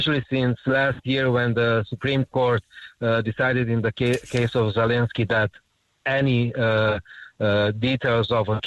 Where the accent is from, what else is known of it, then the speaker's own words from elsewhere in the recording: Romania; now in Ireland; I'm from the Romanian community